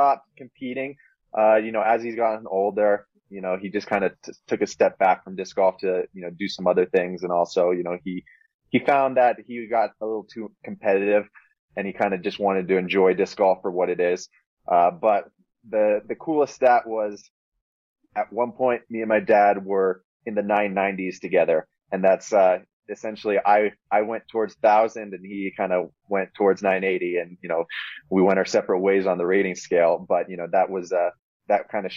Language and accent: English; Boulder, Colorado, United States; my hometown in Boulder